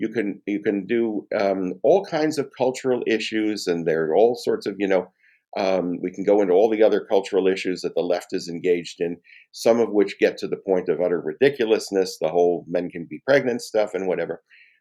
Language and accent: English; United States; I have, shall we say, the personal experience of being Jewish in America as an American, of Jewish ancestry and Jewish faith and Jewish heritage, and proudly so, for more than two-thirds of a century.